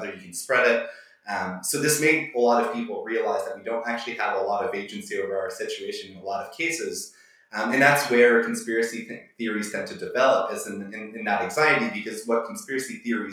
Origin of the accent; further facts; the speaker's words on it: Quebec, Canada; I'm from a relatively small town myself, and I'm obviously from Quebec.